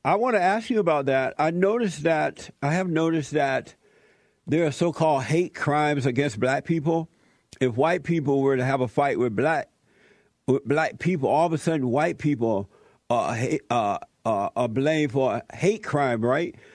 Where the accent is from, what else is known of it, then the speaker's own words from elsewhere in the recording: Alabama, United States; moved away; I grew up in Alabama. I grew up on a plantation